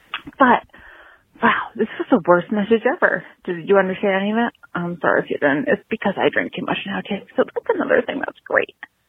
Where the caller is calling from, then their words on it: Greenfield, Massachusetts, United States; Hi, Allison and Daniel. … from Greenfield, Massachusetts.